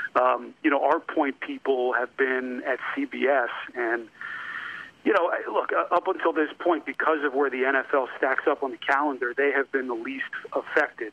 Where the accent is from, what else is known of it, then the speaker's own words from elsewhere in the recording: New York, United States; moved away; I grew up in New York